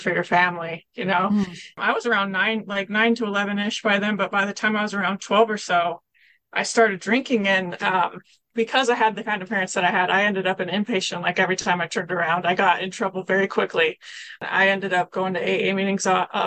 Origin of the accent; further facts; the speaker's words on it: Kelso, Washington, United States; I'm from Kelso, Washington